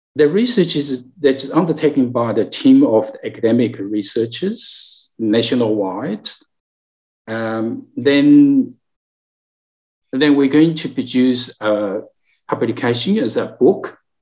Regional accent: China; now in Australia; as Chinese, you know, I come from China, mainland China

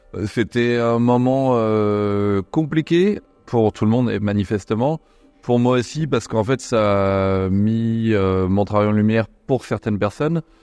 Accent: Nantes, Pays de la Loire, France; J'ai grandi à Nantes

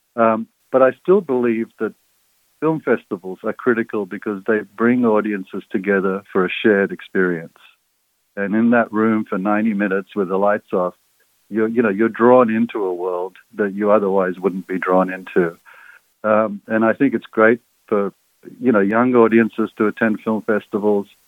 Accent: Sydney, New South Wales, Australia; also born or lived in Egypt; I was uh, an immigrant kid growing up in Sydney's West in the 1960s

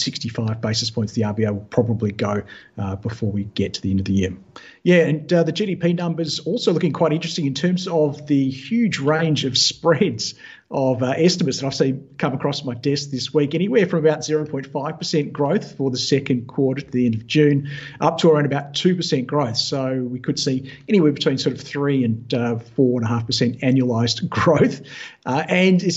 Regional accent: Western Australia, Australia; my home state over here in WA

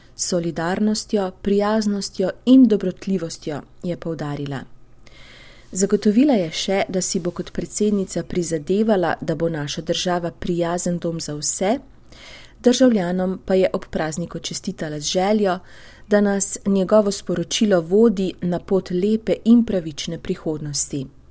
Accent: Slovenia; smo Slovenci

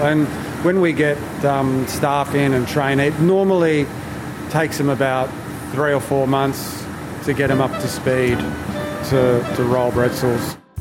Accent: Melbourne, Victoria, Australia; I was born here in Australia, but my parents were Italian

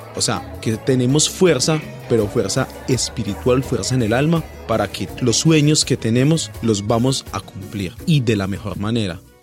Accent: Pereira, Risaralda, Colombia; moved away as an adult; now in Australia; de Pereira, mm, en Colombia nos consideran de que somos parte de los paisas

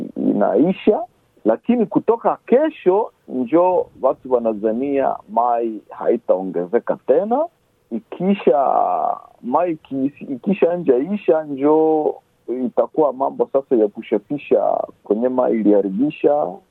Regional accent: DR Congo; now in Shepparton, Australia; sie wakongomani tunatoka kwetu Kongo

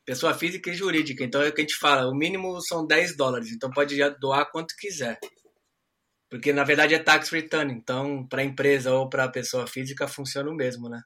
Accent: Brazil; now in Australia; como um bom brasileiro

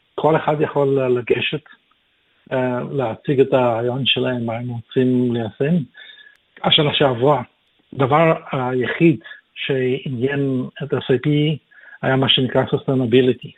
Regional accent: Kyiv, Ukraine; also born or lived in Israel / North Sydney, Australia; now in Sydney, Australia; אני נולדתי בקייב באוקראינה

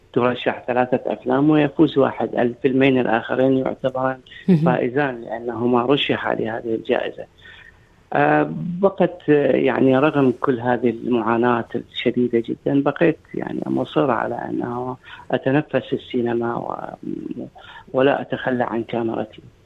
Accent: Iraq; now in Australia; كوني انا عراقي

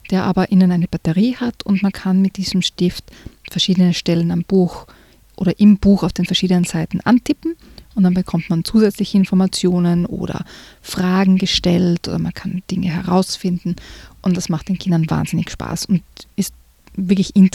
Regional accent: Austria; Ja, ich bin am, ein bisschen am Land aufgewachsen in Österreich, da gibt es die Gendarmen.

